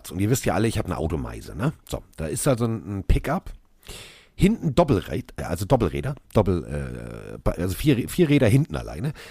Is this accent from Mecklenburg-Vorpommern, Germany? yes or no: no; Hamburg, Germany; das erste war, als ich sagte, ich bin aus Hamburg, oh, Reeperbahn.